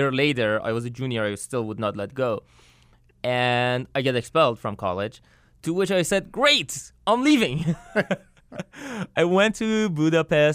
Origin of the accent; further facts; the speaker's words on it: north near Turkmenistan border, northern Iran, Iran; now in United States; I was born and raised in Iran in north near Turkmenistan border.